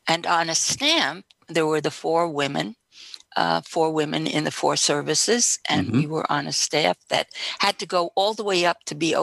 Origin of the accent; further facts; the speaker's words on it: Yonkers, New York, United States; I grew up mainly in Yonkers in Westchester County in New York